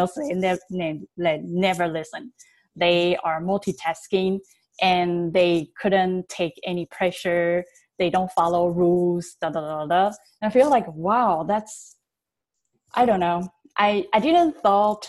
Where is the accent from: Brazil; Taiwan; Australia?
Taiwan; I was born and raised in Taiwan